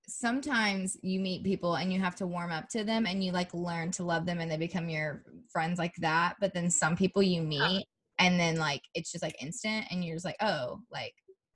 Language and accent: English; Alabama, United States; me and … are both born and raised in the South. Southern grown, but I am from Alabama and she is from Kentucky.